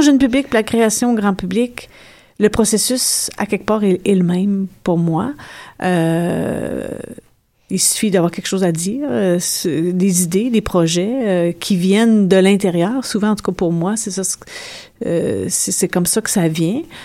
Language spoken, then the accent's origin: French; Abitibi, Quebec, Canada; moved away; je viens d'une d'une région nordique, je viens de l'Abitibi